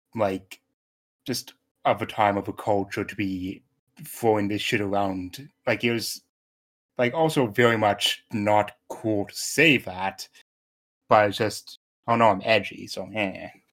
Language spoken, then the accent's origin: English; Canada; I'm Canadian